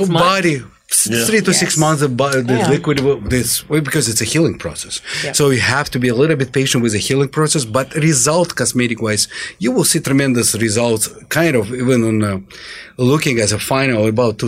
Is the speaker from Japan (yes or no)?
no; Azerbaijan; also born or lived in Russia; now in Atlanta, United States; we're coming from Russia. I'm born in Russia in the southern part in Azerbaijan